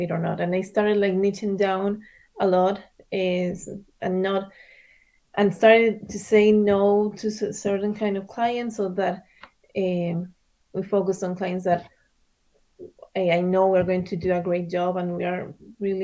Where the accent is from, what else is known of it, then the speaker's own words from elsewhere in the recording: Argentina; moved away as an adult; also born or lived in Miami, United States; now in United States; I was raised in Argentina.